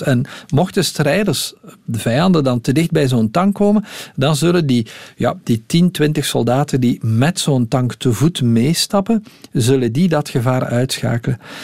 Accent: Belgium; hier bij ons in de Ardennen

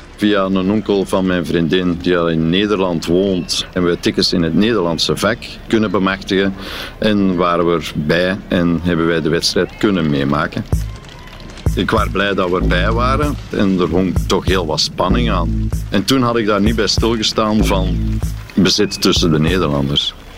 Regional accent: Belgium; als Belg

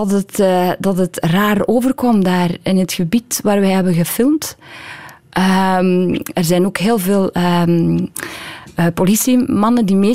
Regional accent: West Flanders, Belgium; Ik ben een pleaser, ik ben een meisje uit West-Vlaanderen.

